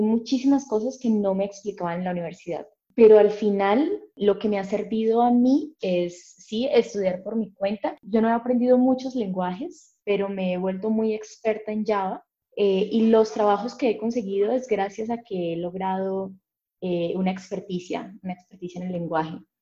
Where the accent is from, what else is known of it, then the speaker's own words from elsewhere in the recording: Cúcuta, Norte de Santander, Colombia; yo soy de Cúcuta, Colombia